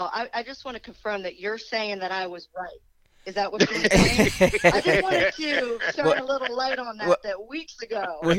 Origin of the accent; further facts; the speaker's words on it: Maryland, United States; I'm from Maryland